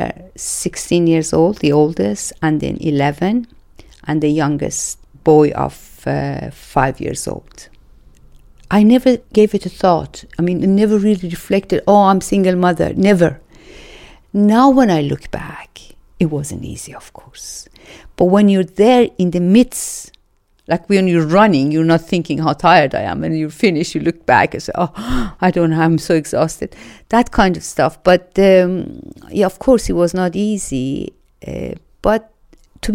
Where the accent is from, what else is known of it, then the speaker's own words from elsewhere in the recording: Iran; English is a second language; moved away as an adult; also born or lived in Denmark; now in England; And I come from Iran, and I was a refugee in Denmark. I moved to Denmark in 1984 and moved to England in 1998.